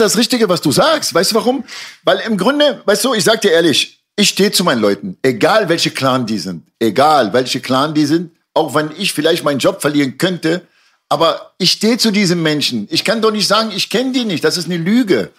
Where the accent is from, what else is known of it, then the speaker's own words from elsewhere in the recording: Germany; also born or lived in Lebanon; in mein eigenes Land bin ich nicht groß geworden. Ich bin in Deutschland groß geworden.